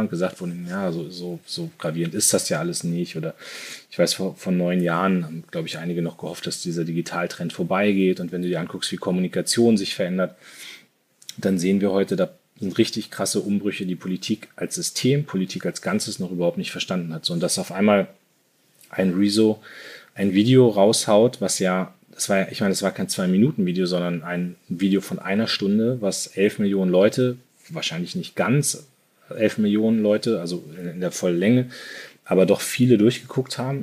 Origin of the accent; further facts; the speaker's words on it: Munster, Lower Saxony, Germany; moved away as an adult; also born or lived in Soltau / Hannover / Düsseldorf / New York; Ich bin äh, in, in Soltau geboren, in Munster, also nicht Münster, sondern Munster aufgewachsen, in Lüneburger Heide